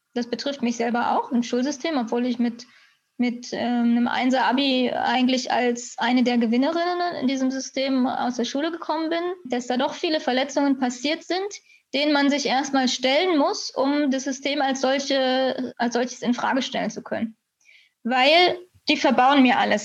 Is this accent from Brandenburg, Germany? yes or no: yes; Cottbus, Brandenburg, Germany; now in Berlin, Germany; ich bin in Cottbus geboren